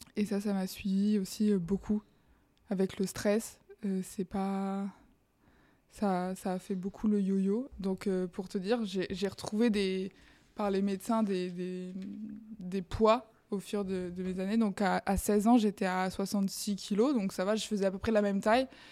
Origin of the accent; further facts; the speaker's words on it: Bayonne, Nouvelle-Aquitaine, France; moved away as an adult; now in Paris, France; Je viens du sud-ouest. Je suis de Bayonne à la base